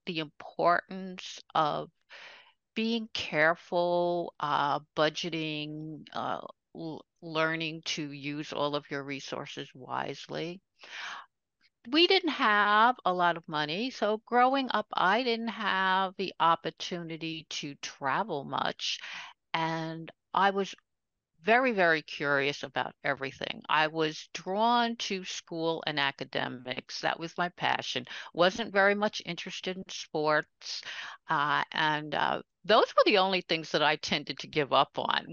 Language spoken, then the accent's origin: English; New York City, New York, United States; also born or lived in Brooklyn, New York; I was born in Brooklyn, New York. but grew up right over the border in Queens, New York